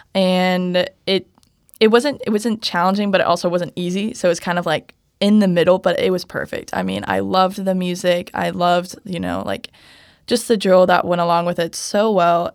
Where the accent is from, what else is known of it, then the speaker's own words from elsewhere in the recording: Kansas City, Missouri, United States; moved away as an adult; now in Nebraska, United States; I'm from Kansas City, Missouri